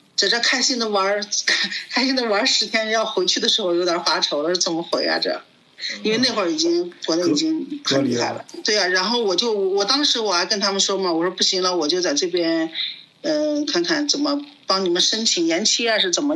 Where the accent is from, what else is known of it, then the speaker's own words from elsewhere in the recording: China; now in Prague, Czech Republic; 因为我们是中国人嘛